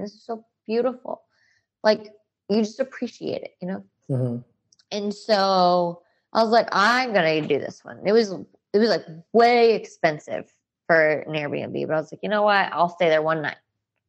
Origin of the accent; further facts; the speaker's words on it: Texas, United States; hey, I'm from Texas.